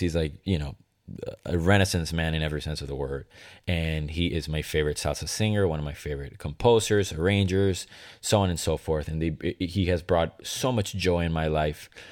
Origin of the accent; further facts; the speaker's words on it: Venezuela; moved away; Growing up in Venezuela